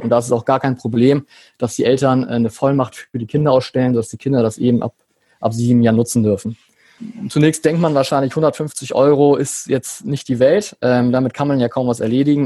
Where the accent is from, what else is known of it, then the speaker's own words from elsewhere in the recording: Hamburg, Germany; lebe in Hamburg, bin auch Hamburger